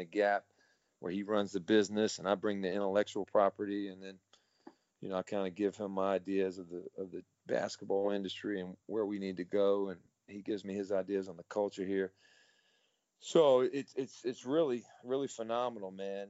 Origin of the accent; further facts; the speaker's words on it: East Coast, United States; moved away as an adult; now in China; I grew up on the East Coast, but, you know, it's the Bible Belt.